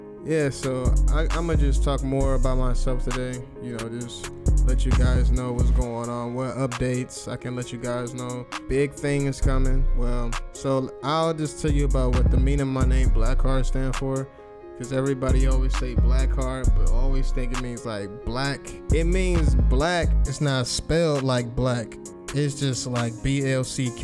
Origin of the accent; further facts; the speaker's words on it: Cleveland, Ohio, United States; I'm from Cleveland, Ohio, born and raised